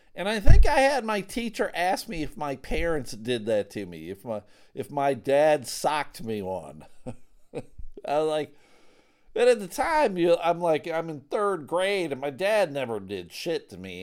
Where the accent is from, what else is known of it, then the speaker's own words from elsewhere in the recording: Buffalo, New York, United States; growing up in Buffalo, there was a lot of street hockey to be had